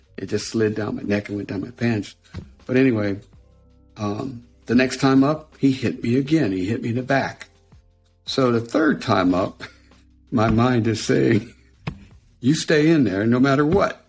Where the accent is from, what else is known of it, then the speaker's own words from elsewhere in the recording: Western Pennsylvania, United States; I was from Western Pennsylvania.